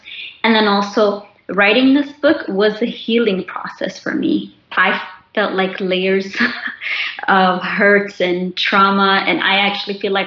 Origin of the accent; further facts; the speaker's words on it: Chicago, Illinois, United States; also born or lived in Khartoum, Sudan; I was born in Khartoum, Sudan, and my family and I immigrated here when I was 18 months old. I like to tell people I was born and raised in Chicago